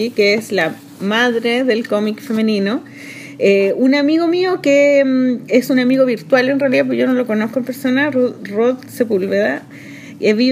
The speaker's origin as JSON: {"language": "Spanish", "country": "Chile", "said": "nosotros como chilenos"}